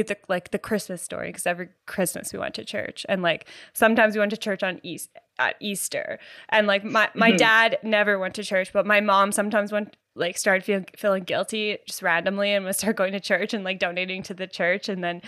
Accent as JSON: {"language": "English", "country": "Canada", "said": "So there was this camp. It was in the States. We're Canadian, but it was across the border"}